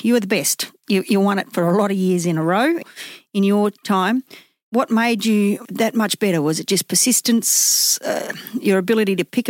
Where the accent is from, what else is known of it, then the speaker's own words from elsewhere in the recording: Theodore, Queensland, Australia; I hail from Theodore